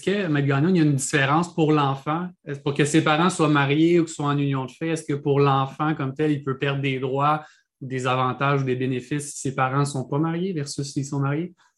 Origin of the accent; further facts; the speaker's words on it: Quebec, Canada; au Québec, on fait rarement les choses comme, euh, tout le monde. on est différent du Canada